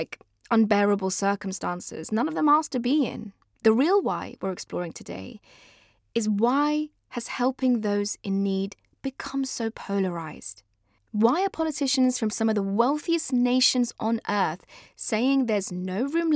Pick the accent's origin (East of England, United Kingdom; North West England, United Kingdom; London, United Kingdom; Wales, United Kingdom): London, United Kingdom; also born or lived in Afghanistan; I'm British on accident. I was 7 years old when we arrived at Heathrow Airport